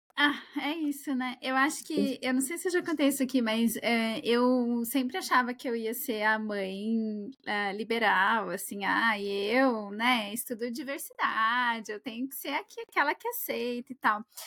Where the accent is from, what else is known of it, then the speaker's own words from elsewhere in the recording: Brazil; moved away; que saí do Brasil